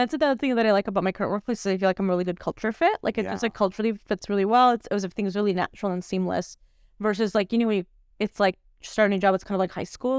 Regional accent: California, United States; I definitely sound like some, like, hey, dude, so I'm from SoCal.

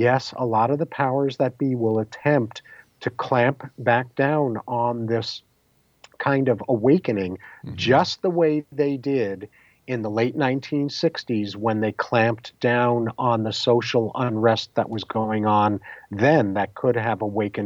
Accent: New York, United States; growing up in New York in the 50s and 60s and early 70s

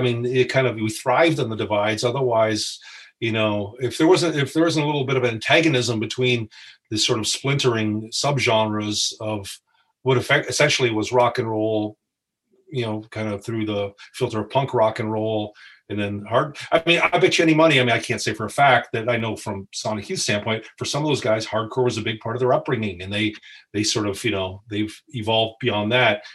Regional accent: Windsor, Ontario, Canada; we're all from Windsor, Canada, Ontario, Canada.

